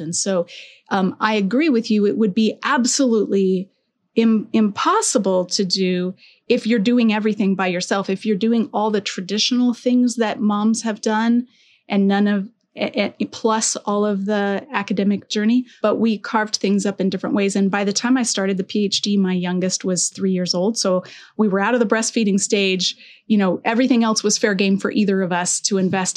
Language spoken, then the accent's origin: English; Colorado, United States; also born or lived in Alberta; now in Southern California, United States; I'm from Colorado